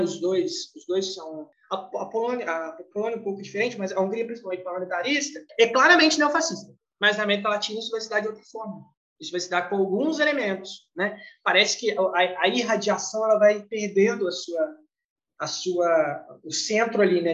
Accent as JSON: {"language": "Portuguese", "country": "Brazil", "said": "nós brasileiros"}